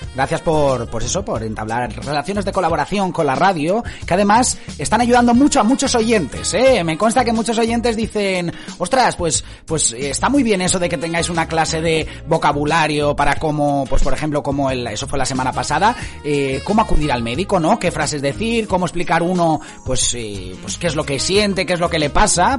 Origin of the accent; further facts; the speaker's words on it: Dénia, Valencian Community, Spain; veraneaba mucho por Denia, por mi ciudad natal